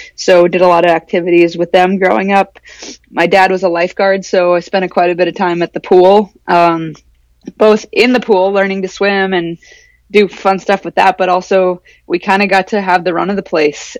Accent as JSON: {"language": "English", "town": "Anchorage", "region": "Alaska", "country": "United States", "tie": "born or raised there", "said": "I grew up in Anchorage."}